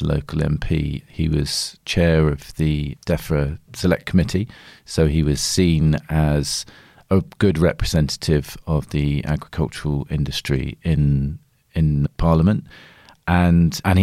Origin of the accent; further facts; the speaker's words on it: Devon, South West England, United Kingdom; moved away as an adult; I was born in Devon. I grew up there and I lived there until I was 18.